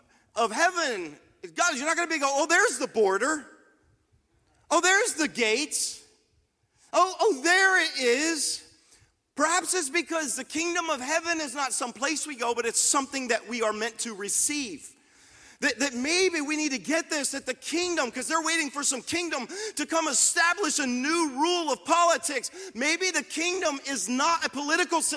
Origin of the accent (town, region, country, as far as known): United States